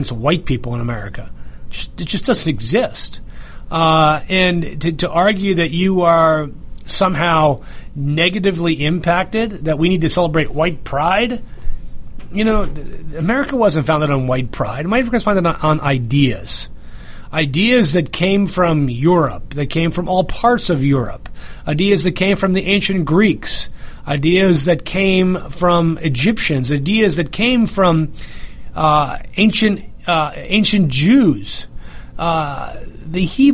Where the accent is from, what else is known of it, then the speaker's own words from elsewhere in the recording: North Bergen, New Jersey, United States; moved away; also born or lived in upstate New York; the town that I grew up in New Jersey before I moved to upstate New York